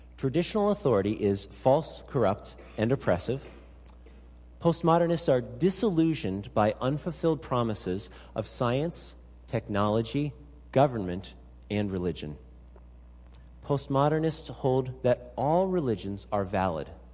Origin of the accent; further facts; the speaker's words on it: Pennsylvania, United States; also born or lived in Salem, Oregon; now in Alaska, United States; grew up in Pennsylvania